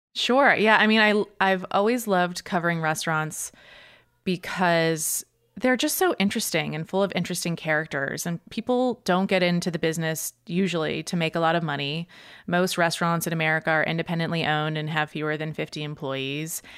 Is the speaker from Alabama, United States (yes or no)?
no; Boston, Massachusetts, United States; moved away as an adult; also born or lived in New York; I grew up uh, in the suburbs of Boston in Massachusetts